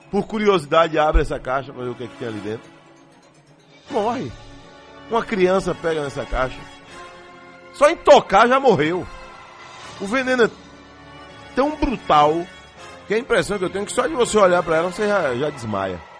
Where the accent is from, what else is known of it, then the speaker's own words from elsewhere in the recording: Cardeal da Silva, Bahia, Brazil; parabéns aí para minha terra cardeal da Silva. É, hoje é o 58 aniversário, 58 anos. Parabéns, Cardeal, terra querida.